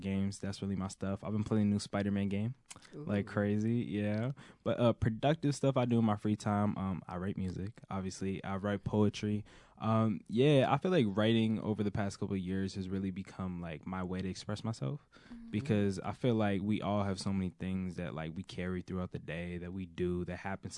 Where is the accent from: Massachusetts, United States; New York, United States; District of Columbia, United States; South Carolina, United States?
Massachusetts, United States; Somerville; also born or lived in Cambridge, Massachusetts; I've lived in Somerville my whole life, right by the high school